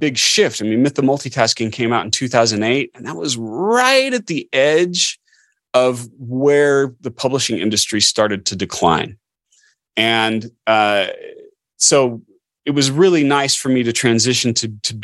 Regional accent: Orem, Utah, United States; I grew up in Orme, Utah, so Provo

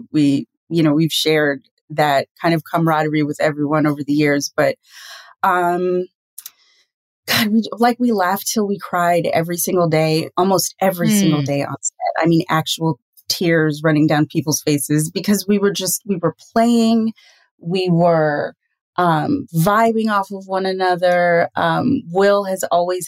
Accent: Trinidad & Tobago; as a Trinidadian

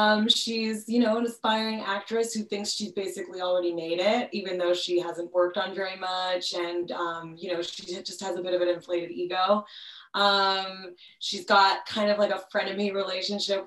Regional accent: Montreal, Quebec, Canada; now in Toronto, Canada; I'm originally from Montreal

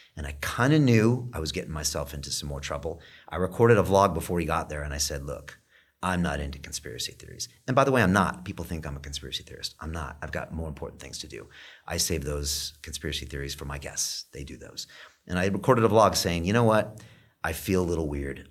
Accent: United States; now in London, United Kingdom; I'm from America

